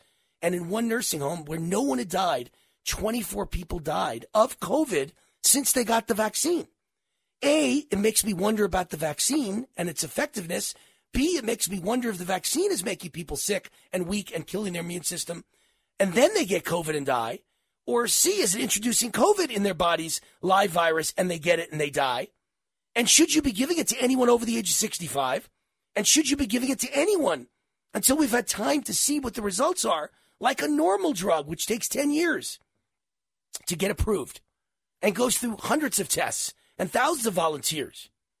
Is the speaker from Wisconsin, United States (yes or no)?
no; New York, United States; I'm from New York